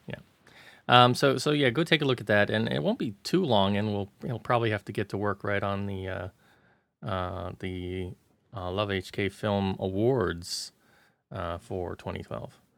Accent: United States; now in Hong Kong; being an American

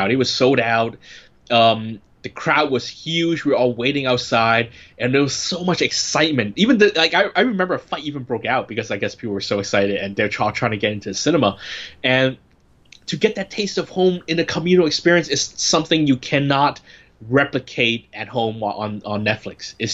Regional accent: San Francisco, California, United States; When I was growing up in San Francisco

